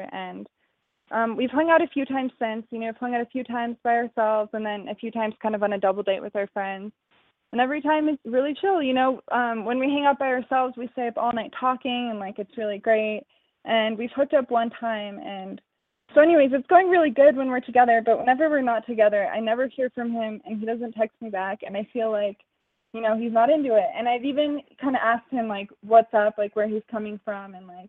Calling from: Denver, Colorado, United States; also born or lived in Wyoming; I'm 23, and I'm actually calling from Wyoming, but I live in Denver.

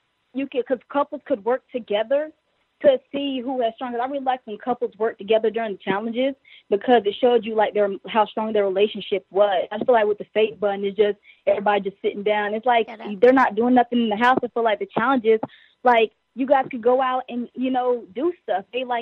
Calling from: Fayetteville, North Carolina, United States; And I'm from Fayetteville. I'm from North Carolina.

